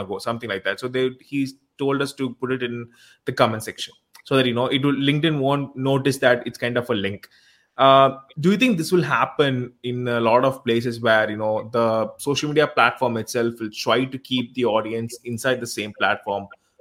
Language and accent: English; India; I'm from India